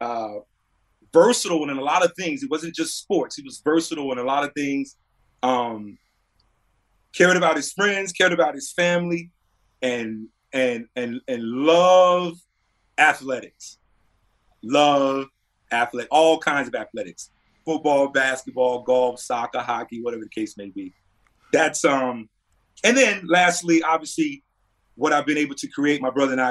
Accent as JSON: {"language": "English", "region": "North Carolina", "country": "United States", "tie": "born or raised there", "said": "my hometown, representing the state of North Carolina"}